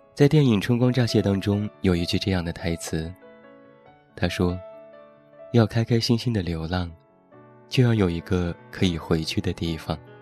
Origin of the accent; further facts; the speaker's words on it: Taiyuan, Shanxi, China; 现在在我的家乡山西太原